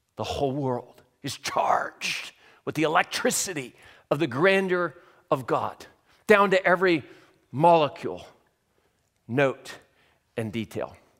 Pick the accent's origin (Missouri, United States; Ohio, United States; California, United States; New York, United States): California, United States; Southern; moved away; I'm from Southern California